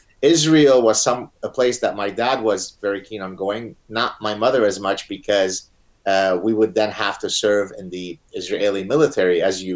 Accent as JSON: {"language": "English", "country": "Lebanon", "tie": "born or raised there", "also_born_or_lived": "Montreal, Canada", "first_language": "Arabic", "second_language": "English", "moved": "yes", "lives_now": "Canada"}